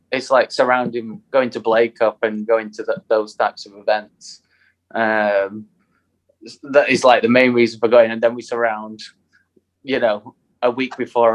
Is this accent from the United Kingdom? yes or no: yes; United Kingdom; we're so British